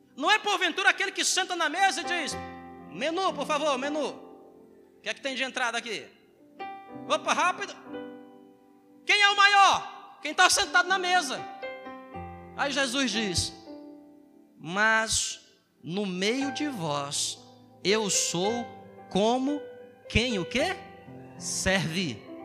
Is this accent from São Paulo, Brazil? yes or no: no; Ceará, Brazil; also born or lived in Southeast Brazil; now in Roraima, Brazil; eu sou do Ceará